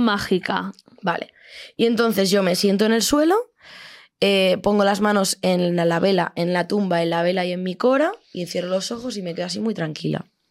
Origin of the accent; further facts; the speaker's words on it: Extremadura, Spain; moved away; Yo llego a mi pueblo de Extremadura, de la Deep Extremadura.